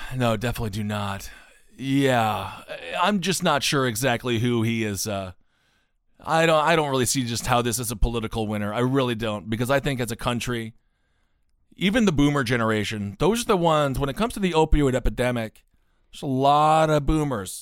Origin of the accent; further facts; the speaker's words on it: Stevens Point, Wisconsin, United States; my hometown of Stevens Point, Wisconsin